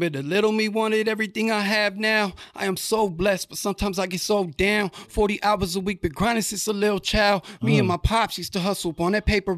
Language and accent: English; Riverside, California, United States; also born or lived in Moreno Valley, California; growing up in Riverside, you know, that's where I got like all of my flavor